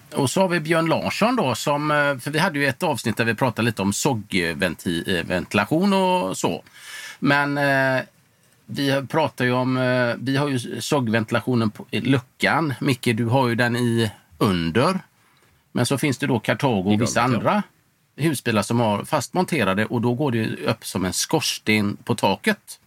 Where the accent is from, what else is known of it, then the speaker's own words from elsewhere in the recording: Sweden; Hemma i Sverige